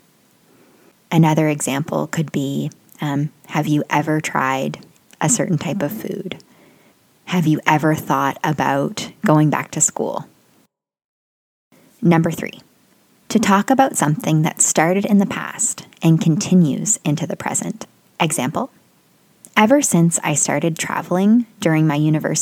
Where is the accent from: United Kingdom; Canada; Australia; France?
Canada; also born or lived in South Korea; From 2012 to 2014, I lived outside of my home country